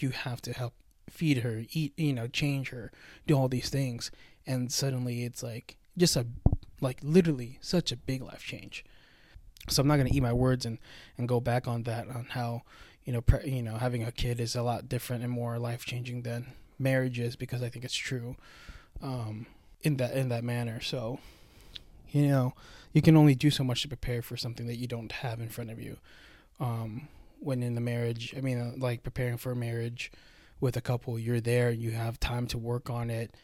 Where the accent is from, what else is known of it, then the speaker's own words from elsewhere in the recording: United States; a full-blooded Filipino, born and raised in America